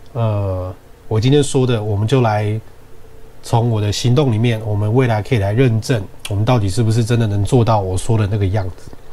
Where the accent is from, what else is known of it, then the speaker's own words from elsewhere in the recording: Taiwan; 我们台湾人的习惯